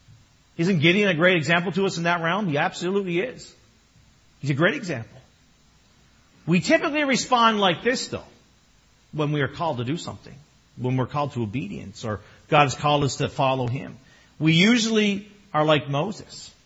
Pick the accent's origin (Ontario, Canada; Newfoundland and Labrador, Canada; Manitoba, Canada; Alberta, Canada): Newfoundland and Labrador, Canada; I'm Newfoundlander.